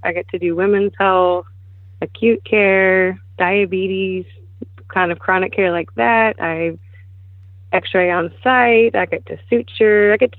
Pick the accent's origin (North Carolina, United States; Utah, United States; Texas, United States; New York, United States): Texas, United States; Splendora; Not far from here, actually. The north side of Houston as well, in the Splendora area.